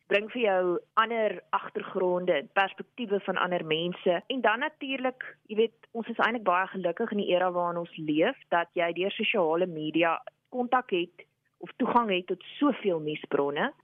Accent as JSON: {"language": "Afrikaans", "town": "Upington", "region": "Northern Cape", "country": "South Africa", "tie": "born or raised there", "moved": "yes", "said": "ek het groot geword in Appington in die Noord-Kaap"}